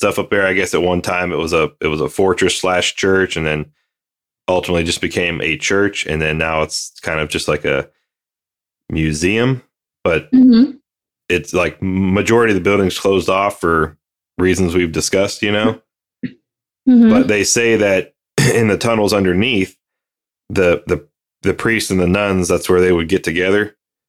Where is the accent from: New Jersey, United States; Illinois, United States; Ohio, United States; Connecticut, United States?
Ohio, United States; moved away; I'm from back east in Ohio.